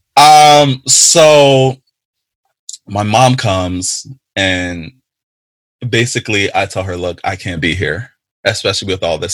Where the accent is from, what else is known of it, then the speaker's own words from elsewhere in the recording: Jamaica; I am a Jamaican